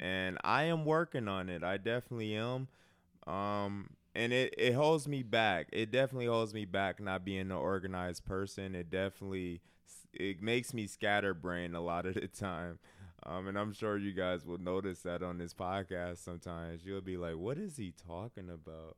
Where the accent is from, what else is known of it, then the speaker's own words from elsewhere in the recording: Milwaukee, Wisconsin, United States; I'm from Milwaukee. Um, lower middle class. Didn't have a bad childhood